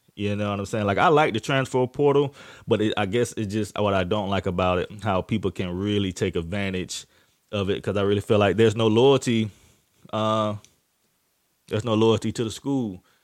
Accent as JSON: {"language": "English", "region": "Florida", "country": "United States", "said": "I'm from Florida. I'm definitely a Florida boy"}